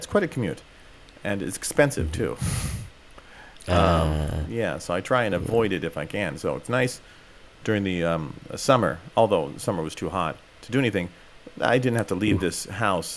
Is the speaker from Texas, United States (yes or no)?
no; California, United States; now in Japan; I'm from California